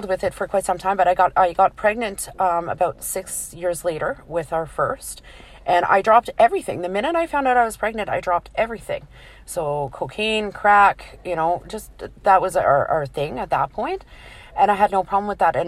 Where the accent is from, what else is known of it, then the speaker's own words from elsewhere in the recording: Glace Bay, Nova Scotia, Canada; moved away as an adult; also born or lived in Alberta; I grew up in Cape Breton. I was, at Glace Bay, Nova Scotia. That was my old stomping grounds. And I left Nova Scotia when I was 19 and I moved to Alberta.